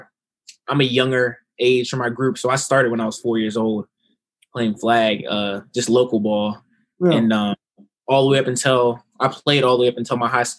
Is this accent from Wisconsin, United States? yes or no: no; Culpeper, Virginia, United States; I'm from Culpeper, Virginia.